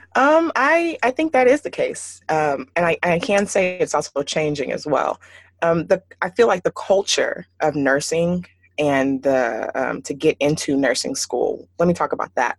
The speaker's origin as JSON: {"language": "English", "town": "Houston", "region": "Texas", "country": "United States", "tie": "born or raised there", "said": "growing up in Houston, and it's a predominantly Nigerian community there, uh, where I grew up at least"}